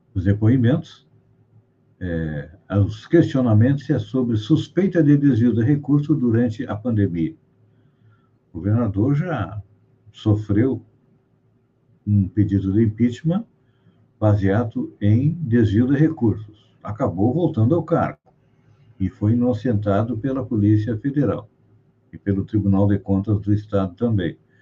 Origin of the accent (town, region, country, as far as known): Brazil